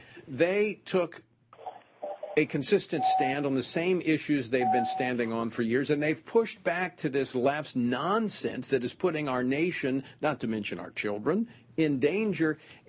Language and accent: English; Louisiana, United States; Louisiana, my home state.